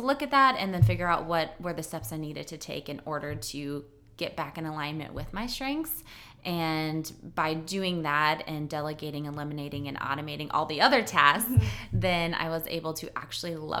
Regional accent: Chamberlain, South Dakota, United States; moved away as an adult; now in Sioux Falls, United States; I started Chelsea's Boutique in Chamberlain, which is my hometown

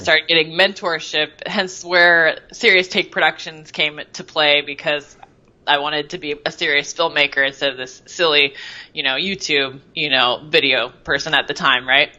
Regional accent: Seattle, Washington, United States; moved away as an adult; also born or lived in Bellevue, Washington; I was born in Bellevue, Washington, which is the east side of Seattle, and basically lived the first 35 years of my life in Seattle

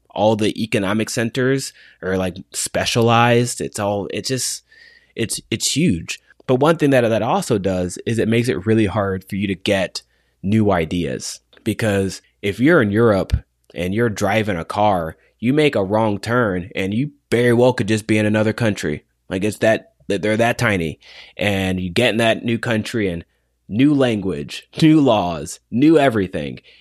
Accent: United States; as an American

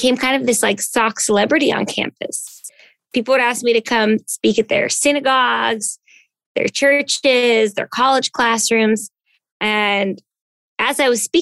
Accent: New Jersey, United States; moved away as an adult; now in New York City, United States; I came from growing up in New Jersey, you know, kind of town where everybody knew everybody

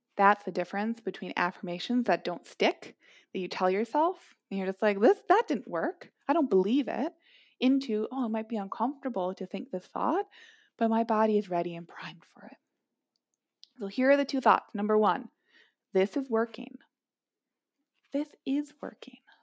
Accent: Minneapolis, Minnesota, United States; Growing up in Minneapolis

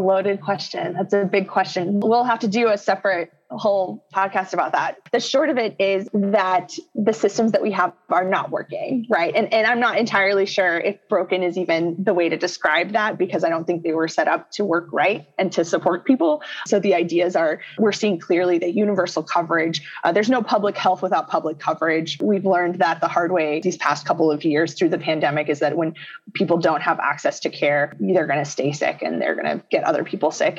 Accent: Texas, United States; now in Illinois, United States; I come from Texas

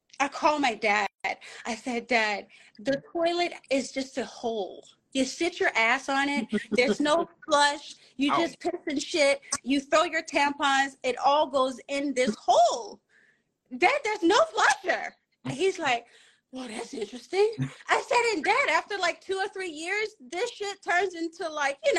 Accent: Lake Charles, Louisiana, United States; also born or lived in Caribbean; I grew up in Lake Charles, born and raised.

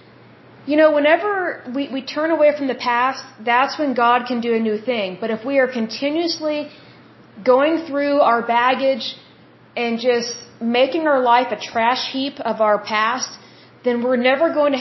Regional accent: Oklahoma, United States; I'm from Oklahoma, and here in Oklahoma

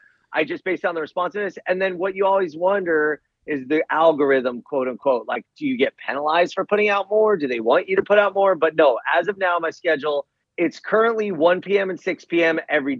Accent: Los Angeles, California, United States; also born or lived in Seattle / Washington, D.C.; I grew up in Sepulveda, which is now known as North Hills. Then I went to UCLA, lived in Seattle for a year, Washington, D.C. for a year. But I'm seriously such an L.A. nerd.

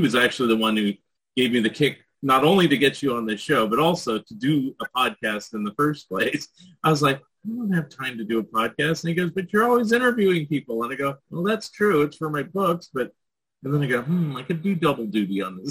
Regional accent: San Jose, California, United States; moved away; I grew up in the San Jose area

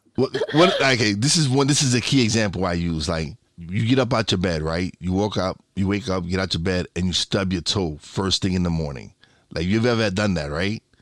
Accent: New York City, New York, United States; We we lived in one of the worst neighborhoods in Brooklyn

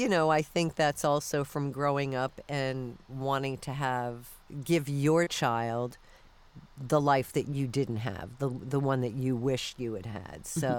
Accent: Florida, United States; also born or lived in New York / Texas / Michigan; So I was born in New York, but we moved by like fourth grade to Florida. Then we went to live in Texas.

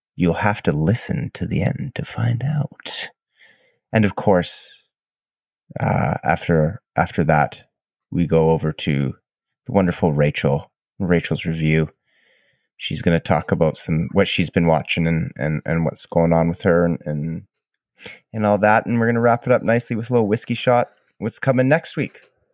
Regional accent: Canada; I'm Canadian

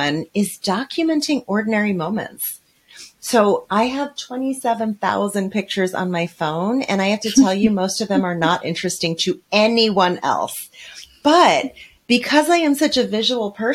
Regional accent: New York City, New York, United States; I'm from New York City

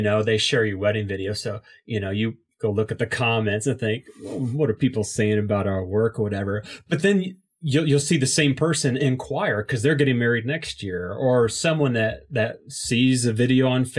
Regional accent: Indiana, United States; from Indiana

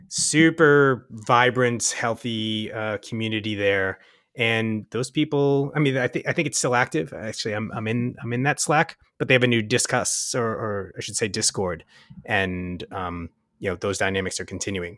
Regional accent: Waltham, Massachusetts, United States; now in Kingston, United States; I come from Boston, so it's about three hours from, from my hometown of Waltham

